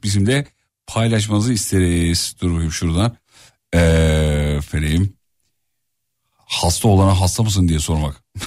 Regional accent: Erzurum, Turkey; Ben de bir doğulu olarak mesela Erzurumluyum ben

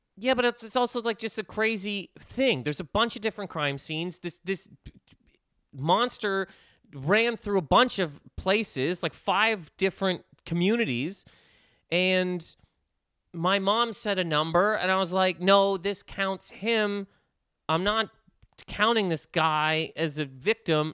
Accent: Nova Scotia, Canada; moved away; I'm from Nova Scotia

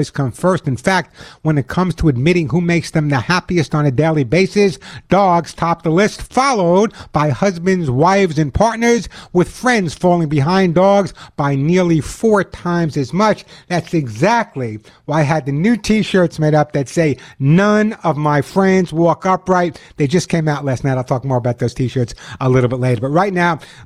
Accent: New York, United States; I'm a New Yorker

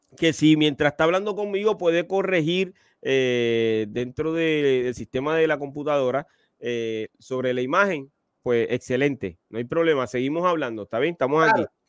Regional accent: Puerto Rico; yo soy de Puerto Rico, que es la cuna del reggaetón

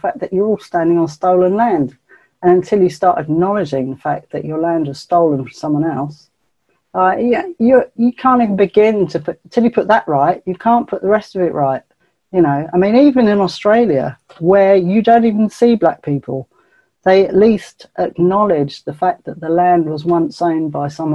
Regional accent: England, United Kingdom; I'm English, mate. I'm English

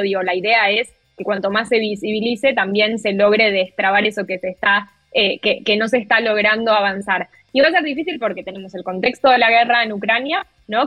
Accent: Argentina; yo como periodista argentina

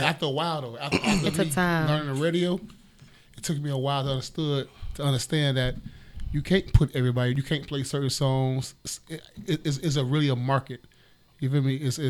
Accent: Miami, Florida, United States; I come from Brownsville, from the Poker Beans. I was born and raised in Poker Beans.

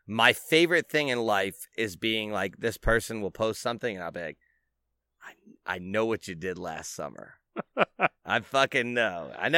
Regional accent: North Carolina, United States; You know what was an old school rhyme I had that I grew up in North Carolina.

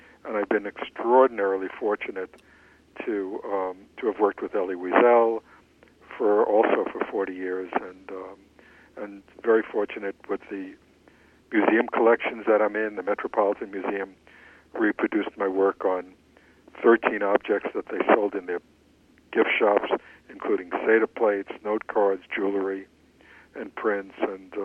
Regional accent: New York City, New York, United States; when I grew up in Queens in the 1950s and 1960s

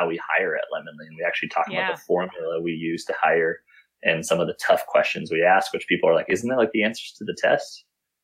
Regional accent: Midwest, United States; growing up in the Midwest

